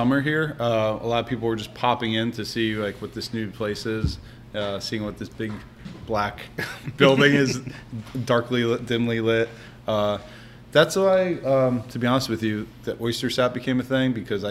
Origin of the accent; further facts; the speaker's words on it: New Jersey, United States; I grew up in North Jersey